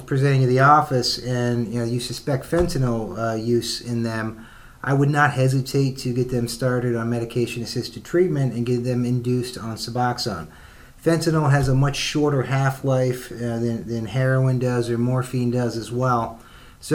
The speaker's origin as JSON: {"language": "English", "region": "central Pennsylvania", "country": "United States", "also_born_or_lived": "Philadelphia", "moved": "yes", "lives_now": "Indianapolis, United States", "said": "I'm from Pennsylvania, central Pennsylvania."}